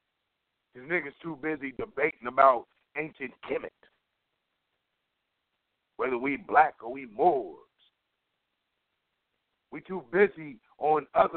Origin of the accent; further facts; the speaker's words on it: Cleveland, Ohio, United States; moved away; I came from Cleveland.